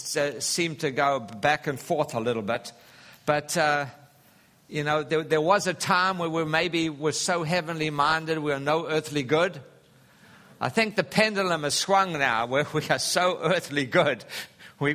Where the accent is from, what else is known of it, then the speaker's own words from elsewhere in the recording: Durban, KwaZulu-Natal, South Africa; moved away; the Valley of 1,000 Hills, which is just north of Durban in South Africa where I grew up